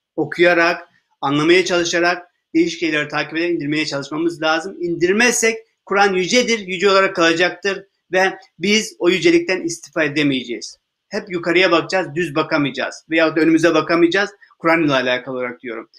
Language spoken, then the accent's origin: Turkish; Turkey